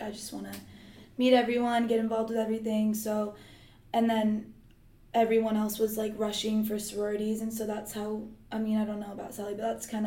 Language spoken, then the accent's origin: English; San Francisco, California, United States; I'm from San Francisco